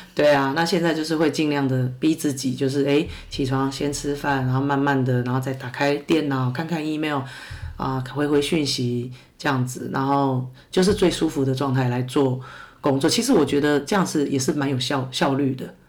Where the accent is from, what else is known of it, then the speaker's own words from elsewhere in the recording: Taiwan; moved away as an adult; now in United States; 我们台湾人或是亚洲人